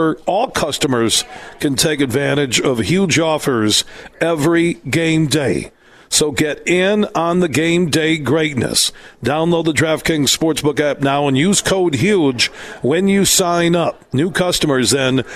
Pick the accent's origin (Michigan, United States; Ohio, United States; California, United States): Michigan, United States; Sparta; where I grew up in Sparta, Michigan